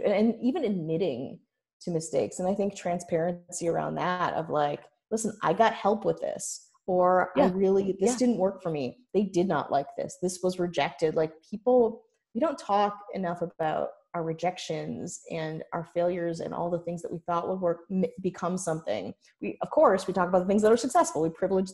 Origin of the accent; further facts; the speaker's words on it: Milwaukee, Wisconsin, United States; moved away; growing up in Milwaukee